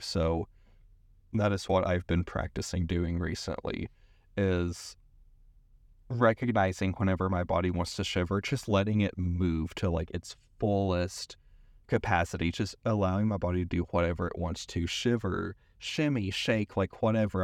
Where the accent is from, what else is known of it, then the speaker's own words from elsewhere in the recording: East Tennessee, United States; moved away as an adult; also born or lived in San Francisco; I grew up in East Tennessee